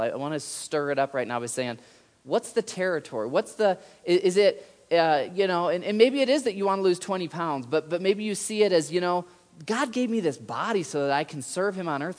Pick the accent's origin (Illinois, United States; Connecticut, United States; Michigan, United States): Michigan, United States; I grew up in Michigan